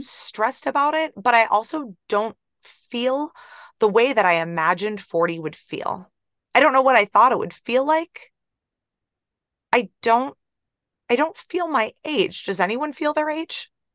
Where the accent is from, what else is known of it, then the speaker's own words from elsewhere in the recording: Ohio, United States; I'm from Ohio